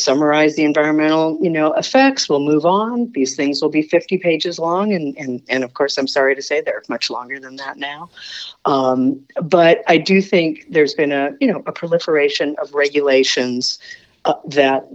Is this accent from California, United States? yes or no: yes; Southern California, United States; also born or lived in San Francisco Bay Area; growing up in Southern California